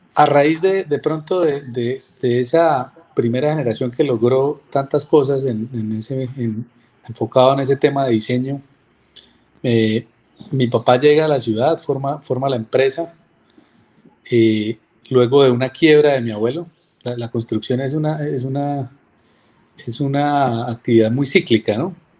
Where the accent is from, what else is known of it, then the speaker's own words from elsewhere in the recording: Cúcuta, Norte de Santander, Colombia; Yo soy cucuteño, yo nací acá en la ciudad